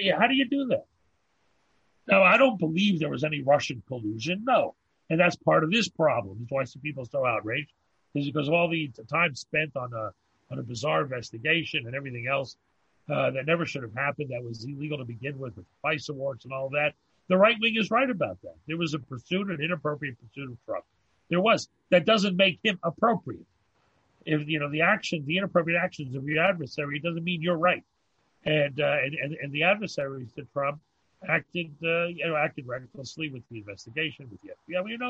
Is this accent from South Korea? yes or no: no; Canada; First of all, it's that we're Canadian, so it's not really our domain.